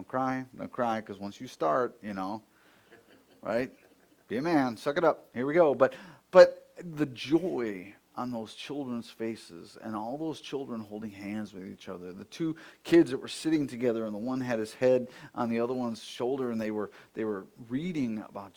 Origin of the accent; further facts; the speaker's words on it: Buffalo, New York, United States; when we were growing up in Buffalo